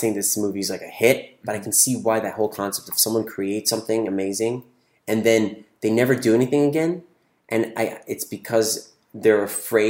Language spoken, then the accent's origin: English; Toronto, Ontario, Canada; moved away as an adult; also born or lived in California; now in Los Angeles, United States; I grew up in Toronto, moved to California for college at 18